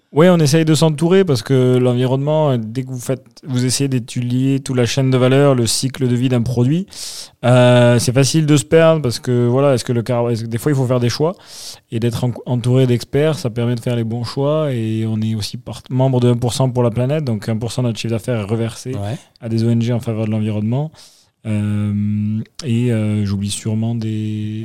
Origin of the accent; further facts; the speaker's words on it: Toulouse, Occitania, France; moved away as an adult; now in Bordeaux, France; originaire de Toulouse